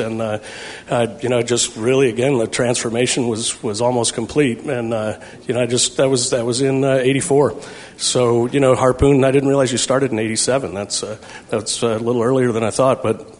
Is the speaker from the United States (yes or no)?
yes; St. Louis, Missouri, United States; moved away as an adult; now in California, United States; I grew up in St. Louis, kind of got nursed on Bush.